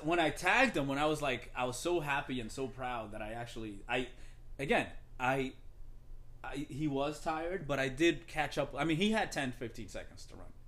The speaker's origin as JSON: {"language": "English", "country": "Dominican Republic", "said": "I'm from the Dominican Republic"}